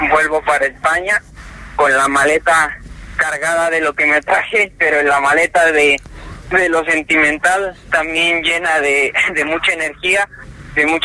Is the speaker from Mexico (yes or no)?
yes; Mexico; moved away as an adult; now in Spain